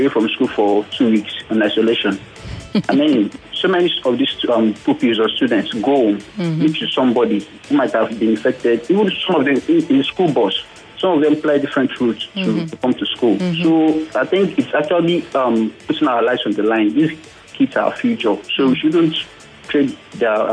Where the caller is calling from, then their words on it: Lagos, Nigeria; calling from Yaba